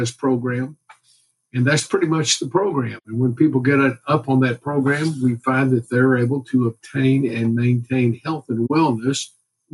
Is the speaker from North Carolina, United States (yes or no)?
no; Houston, Texas, United States; I grew up here in Houston, went to the University of Texas, and then came back to Houston